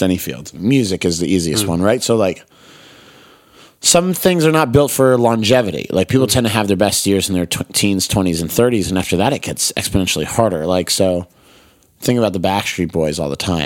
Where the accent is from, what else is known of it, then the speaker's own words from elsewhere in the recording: United States; This is my hometown. These are my streets